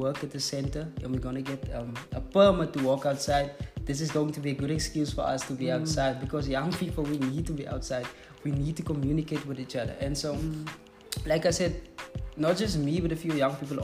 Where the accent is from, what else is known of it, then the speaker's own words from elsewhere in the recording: South Africa; first language Afrikaans; English is a second language; It's not my mother tongue, I'm actually Afrikaans